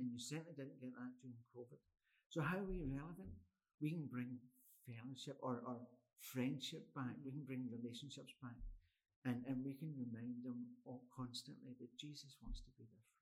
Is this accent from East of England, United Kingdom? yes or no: no; Glasgow, Scotland, United Kingdom; moved away as an adult; also born or lived in London / Thailand; I'm originally from Glasgow. I lived in Glasgow until I was 20, and then I left to go to Bible college